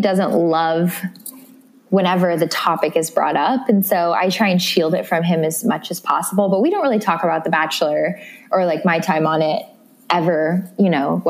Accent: Midwest, United States; now in New York City, United States; I grew up in the Midwest and I'm a small town girl

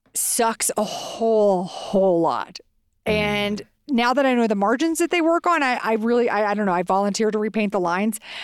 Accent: Texas, United States; now in Santa Fe, United States; we are from Texas

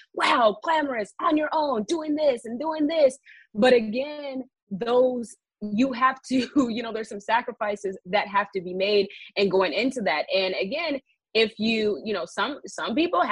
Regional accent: the Bay Area, California, United States; also born or lived in Washington, District of Columbia, United States; now in Los Angeles, United States; I am from the Bay Area

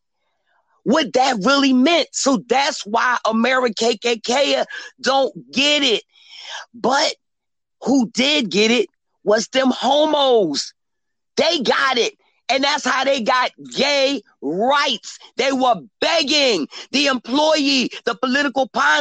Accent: Philadelphia, Pennsylvania, United States; I'm from Philly

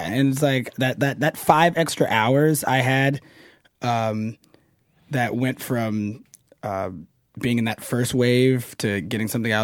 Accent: the South, United States; I'm from the South

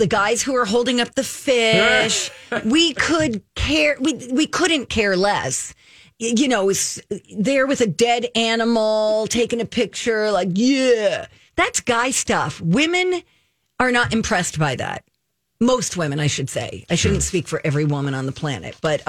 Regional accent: New Jersey, United States; I'm from Jersey.

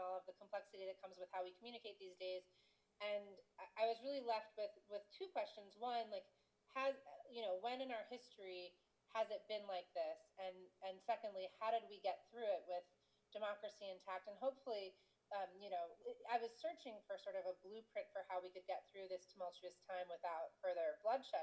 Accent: United States; as an American living in the world

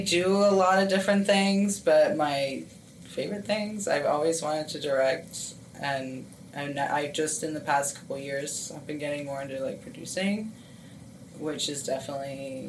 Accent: Harrisburg, Pennsylvania, United States; In like the Harrisburg area of Pennsylvania.

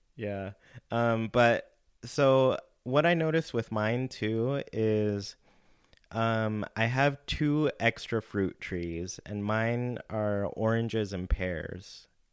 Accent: California, United States; I grew up in California

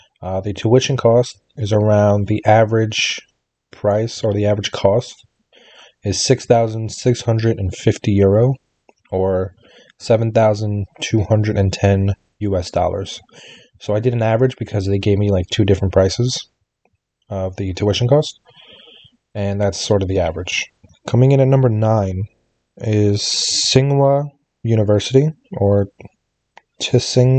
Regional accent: New York City, New York, United States; my hometown of the great New York City, United States

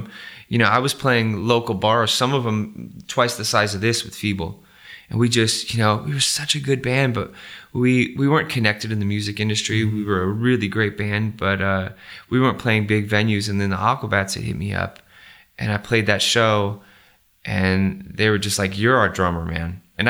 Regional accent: Riverside, California, United States; also born or lived in Fontana; at the time where I grew up in Riverside and Fontana, he had a place called The Barn, which had the best shows ever.

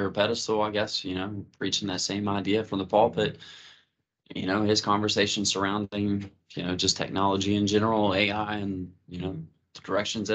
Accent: Huntington, West Virginia, United States; growing up in Wayne County, I mean, we were pretty much in Huntington

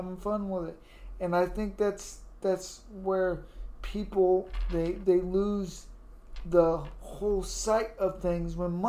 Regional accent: United States; I love my country. I love being an American

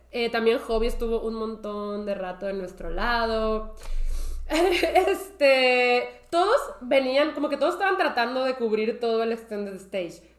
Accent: Mexico; yo soy de México

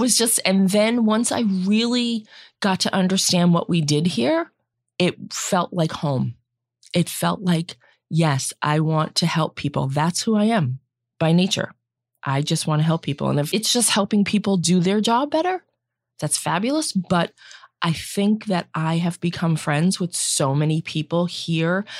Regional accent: Central Massachusetts, United States; I grew up in Central Mass, one of seven children

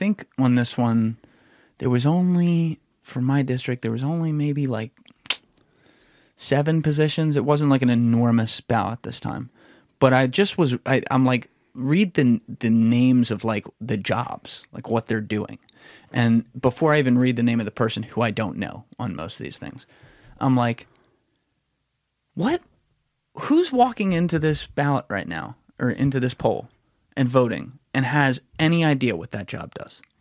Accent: the South, United States; accent: Southern; of my southern accent.

